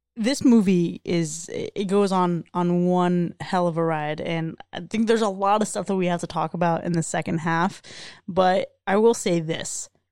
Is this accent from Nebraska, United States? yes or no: no; South Florida, United States; growing up in South Florida